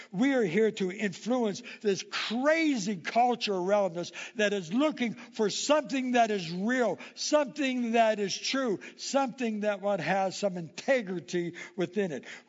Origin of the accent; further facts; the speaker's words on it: Indiana, United States; But when we moved here 20 years ago, there was we came from Indiana. And in Indiana, they would have tornadoes and all types of stuff.